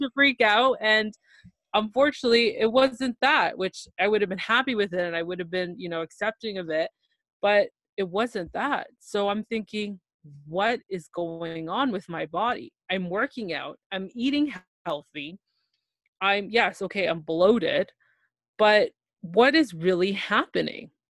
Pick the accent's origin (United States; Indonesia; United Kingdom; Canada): Canada; Toronto, Ontario; I'm from Toronto, Ontario, Canada